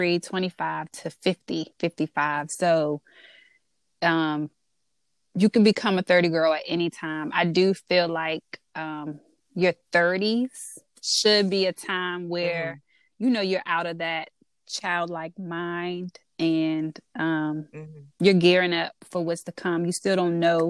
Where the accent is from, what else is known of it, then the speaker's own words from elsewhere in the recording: DMV, United States; accent: DMV; my DMV accent, which I get all the time